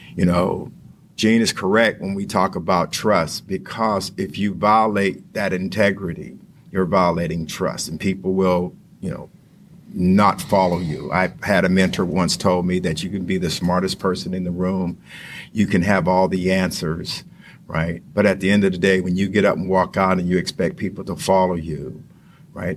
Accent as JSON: {"language": "English", "region": "Western Pennsylvania", "country": "United States", "tie": "born or raised there", "also_born_or_lived": "Texas / West Virginia", "moved": "as an adult", "said": "I grew up in Western Pennsylvania."}